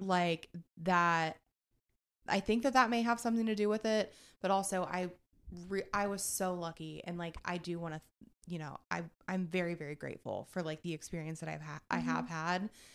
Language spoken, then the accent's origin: English; Eaton, Ohio, United States; I'm from Eaton, Ohio